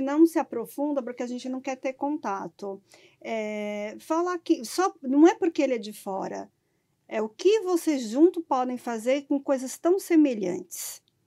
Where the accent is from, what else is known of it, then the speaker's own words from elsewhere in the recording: sertão of Bahia, Brazil; Eu sou do sertão da Bahia